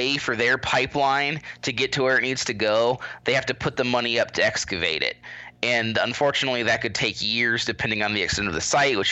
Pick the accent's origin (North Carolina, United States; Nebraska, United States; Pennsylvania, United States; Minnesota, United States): Nebraska, United States; also born or lived in Washington, D.C. / Tucson, Arizona; now in Albuquerque, United States; I'm actually from Nebraska. I'm currently residing in New Mexico, but I grew up in the Great Plains in a tiny little town of 2,000 people.